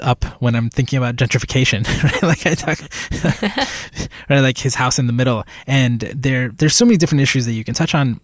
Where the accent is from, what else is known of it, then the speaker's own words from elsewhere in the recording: Puerto Rico; moved away as an adult; I was born in Puerto Rico, and that was basically my childhood